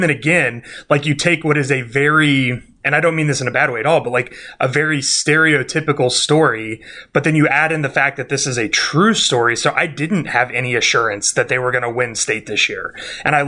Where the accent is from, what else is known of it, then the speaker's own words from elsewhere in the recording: Kansas City, United States; I grew up in Kansas City